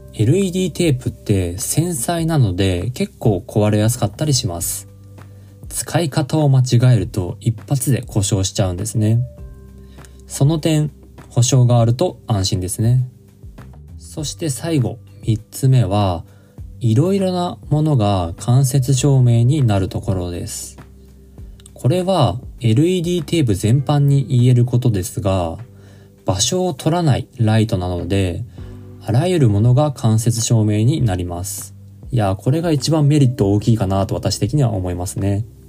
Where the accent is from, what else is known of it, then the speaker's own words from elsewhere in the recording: Niigata, Japan; 私の地元は あの新潟県